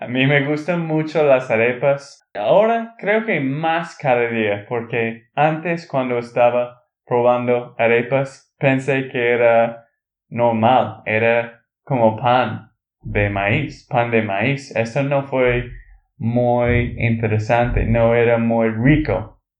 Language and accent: Spanish; Texas, United States; de Texas, Estados Unidos